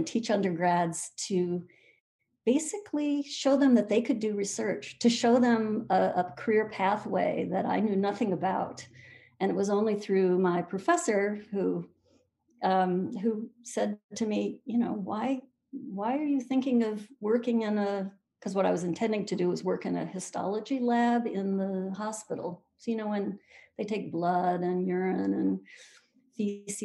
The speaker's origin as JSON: {"language": "English", "region": "Michigan", "country": "United States", "said": "I'm actually from Michigan, so my whole family is native Michiganders going back a couple of generations"}